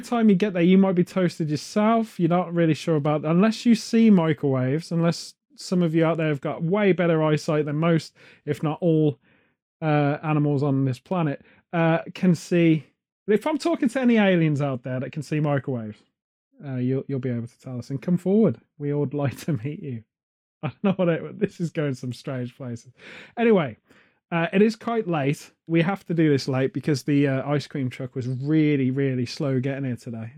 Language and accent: English; United Kingdom; as British people